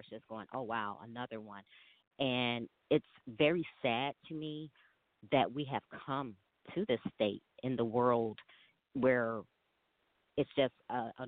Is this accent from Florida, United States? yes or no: no; Chicago, Illinois, United States; I am originally from Chicago, Illinois